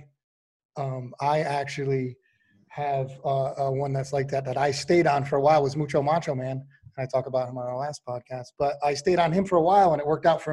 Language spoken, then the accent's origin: English; Connecticut, United States; moved away; I'm originally from Connecticut